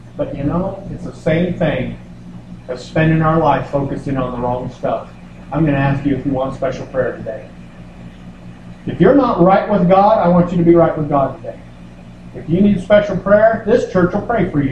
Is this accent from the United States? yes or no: yes; United States; I'm an American